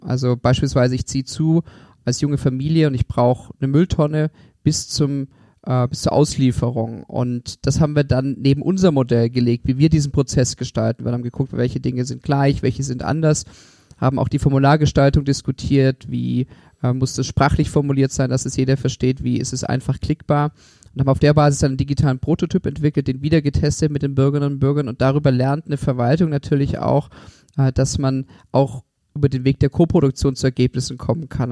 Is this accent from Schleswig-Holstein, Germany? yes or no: no; Stuttgart, Baden-Württemberg, Germany; moved away as an adult; also born or lived in Konstanz / Oxford / Berlin / Tengen; Ich bin in Stuttgart geboren und aufgewachsen